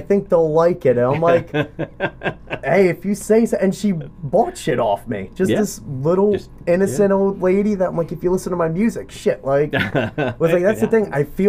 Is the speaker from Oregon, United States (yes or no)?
no; Waretown, New Jersey, United States; I grew up in Weartown